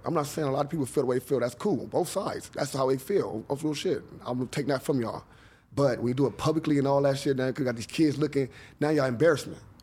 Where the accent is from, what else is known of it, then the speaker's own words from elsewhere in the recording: Los Angeles, California, United States; I grew up in John Muir